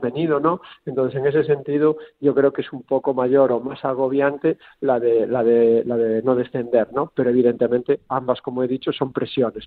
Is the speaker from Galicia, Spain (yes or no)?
yes; Galicia, Spain; como gallego que soy